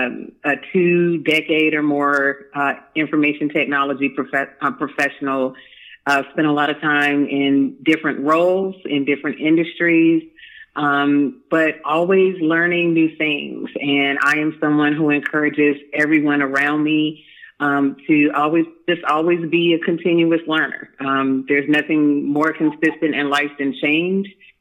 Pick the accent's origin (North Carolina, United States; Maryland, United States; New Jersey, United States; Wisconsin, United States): North Carolina, United States; Durham; I'm originally from Durham, North Carolina